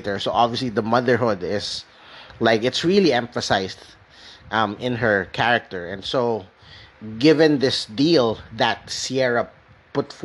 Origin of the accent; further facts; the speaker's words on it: Philippines; also born or lived in Metro Manila; I'm from the Philippines